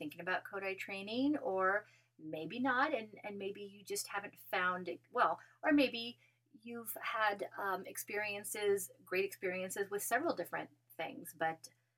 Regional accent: Colorado, United States; now in New Mexico, United States; I'm originally from Colorado, and so I was spending the summers a little bit in Colorado still.

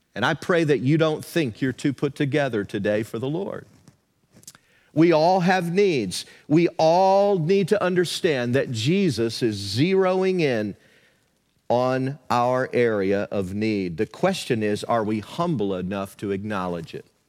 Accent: the South, United States; moved away; Where I grew up in the South, there were a lot of small churches that dotted the countryside

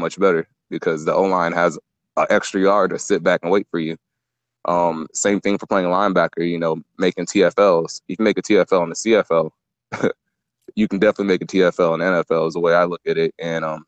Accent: Texas, United States; also born or lived in Nigeria / New York; my family got a lottery visa to come to America when I was 3, and New York was the first place we landed at. But ever since then, I've been in Texas my whole life

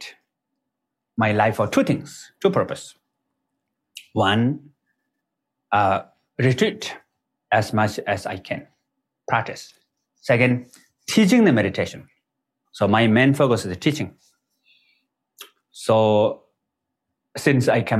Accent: Nepal; English is a second language; I was born in Nepal. Is the border between Tibet and Nepal, actually, right next to the border of the Tibet. And all the people in my village are kind of like, they speak Tibetan language

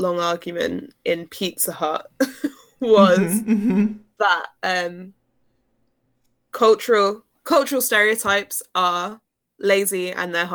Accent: United Kingdom; now in United States; being a Brit in America

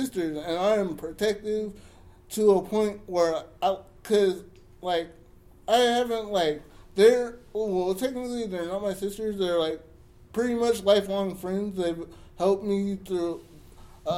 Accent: Jamaica; I'm Jamaican

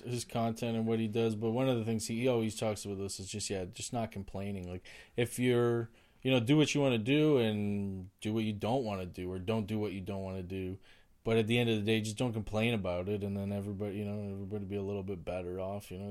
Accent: Oshawa, Ontario, Canada; now in Ottawa, Canada; I grew up in Oshawa

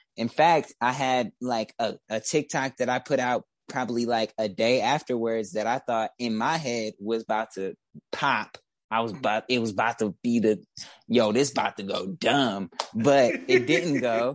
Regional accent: Detroit, Michigan, United States; also born or lived in Woodbridge, Detroit / Midtown, Detroit; I was raised specifically in West Warren. So yeah, West West Side

